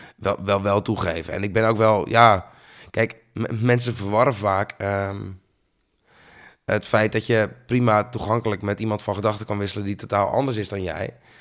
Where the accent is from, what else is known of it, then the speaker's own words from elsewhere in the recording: Bleskensgraaf, South Holland, Netherlands; also born or lived in Sliedrecht; ik ben geboren in Sliedrecht in het ziekenhuis. Opgegroeid in Bleskensgraaf